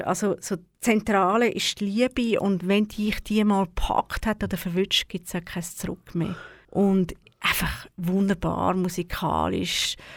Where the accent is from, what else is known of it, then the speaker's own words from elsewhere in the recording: Baden, Aargau, Switzerland; also born or lived in Zürich; in Baden. Also ich bin zu Baden in die Schule gegangen